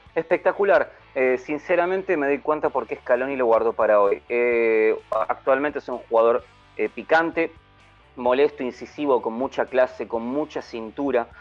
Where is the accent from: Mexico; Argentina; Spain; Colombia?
Argentina; also born or lived in Buenos Aires